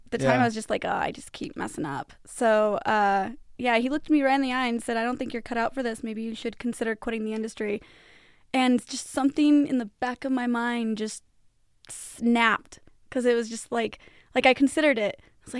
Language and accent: English; Pueblo, Colorado, United States; So for me, Pueblo is kind of boring to live in. There's not a whole lot to do.